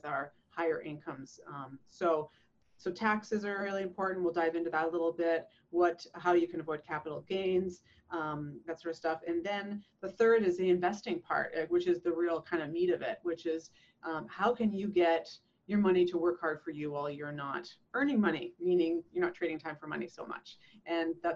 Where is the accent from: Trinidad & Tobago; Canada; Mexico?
Canada; now in San Diego, United States; I moved from Canada. I'm a Canadian